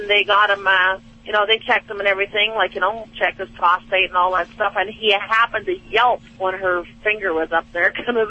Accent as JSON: {"language": "English", "country": "Canada", "lives_now": "Flagstaff, United States", "said": "I'm in Flagstaff, Arizona right now, but I'm out of Canada."}